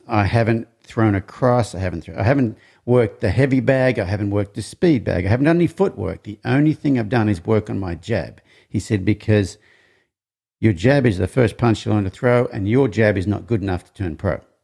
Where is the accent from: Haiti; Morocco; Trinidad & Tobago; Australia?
Australia; I'm from Australia